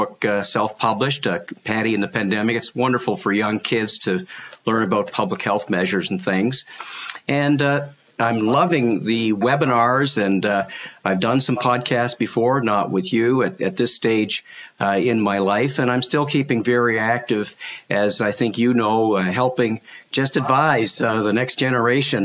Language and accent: English; Canada; being a Canadian as I am